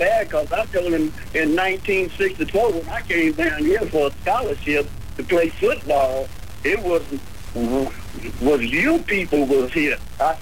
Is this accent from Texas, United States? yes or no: yes; Crockett, Texas, United States; I was born April the 1st, 1946 at 8:30 on the piano stool at Mayrabbin College in Crockett, Texas.